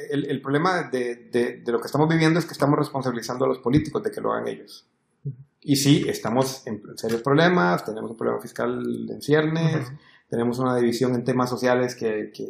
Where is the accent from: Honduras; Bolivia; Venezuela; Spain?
Honduras; now in Costa Rica; yo soy hondureño, vos sos hondureño, pero sos blanco.